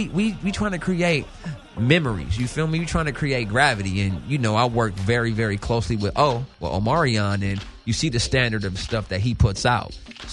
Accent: Los Angeles, California, United States; I'm born and raised in Cali, South Central.

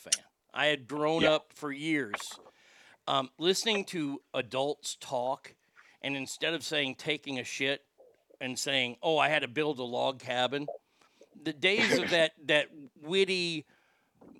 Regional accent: United States; as an American

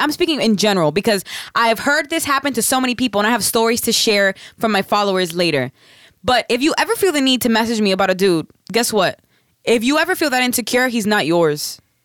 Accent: the South, United States; I'm from the South. I say bitches as in women

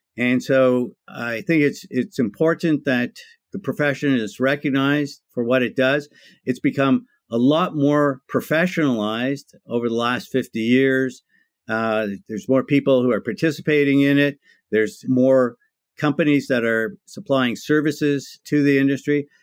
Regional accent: Toronto, Ontario, Canada; I'm one of those few people that are actually born and raised in Toronto, Ontario, Canada

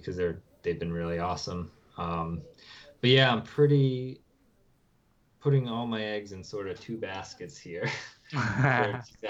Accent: New Hampshire, United States; also born or lived in Maryland; I grew up in New Hampshire. I live here now.

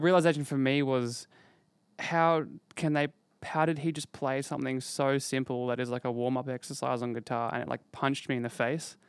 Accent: Brisbane, Queensland, Australia; growing up in Brisbane

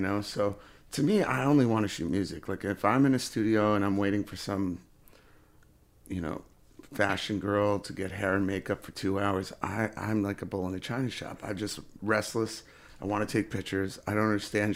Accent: Sullivan County, New York, United States; now in Rochester, United States; I grew up in, uh, Sullivan County, New York, which is, uh, lower, I guess, downstate from here, Rochester

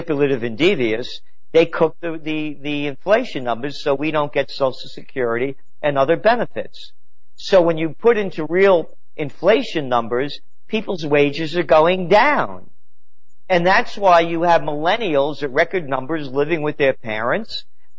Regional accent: New York City, New York, United States; I was born in the Bronx

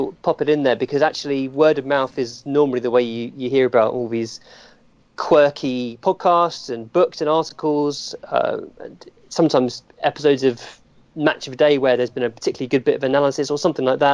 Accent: Hemel Hempstead, East of England, United Kingdom; I was brought up in Hemel Hempstead, which is quite near St Albans

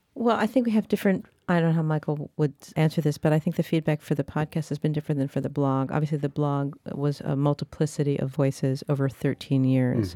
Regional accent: Paris, Île-de-France, France; moved away; I grew up in Paris

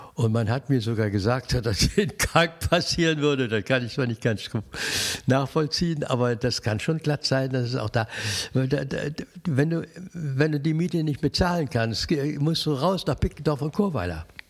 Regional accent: Cologne, North Rhine-Westphalia, Germany; ich wohne hier, ich lebe hier. Also das ist ja meine Heimat

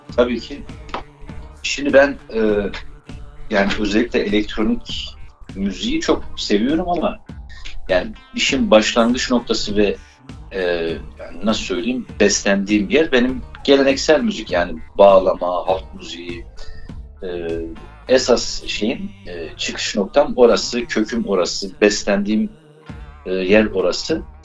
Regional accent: Erzincan, Turkey; Biz Erzincanlıyız

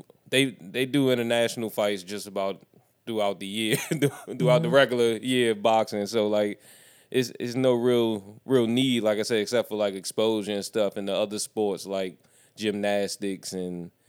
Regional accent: United States; as an American

